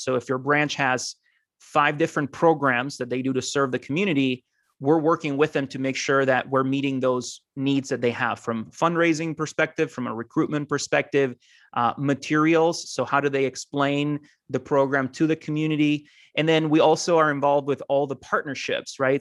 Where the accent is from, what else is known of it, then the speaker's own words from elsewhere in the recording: Costa Rica; moved away as an adult; also born or lived in Argentina / Mount Vernon, Ohio; now in United States; I'm originally from Argentina, um, grew up in Costa Rica, though, and now I live in the U S